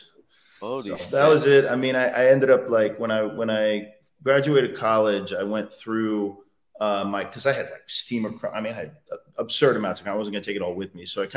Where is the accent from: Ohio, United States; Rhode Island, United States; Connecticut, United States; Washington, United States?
Connecticut, United States; also born or lived in New York; I grew up in Connecticut, outside New York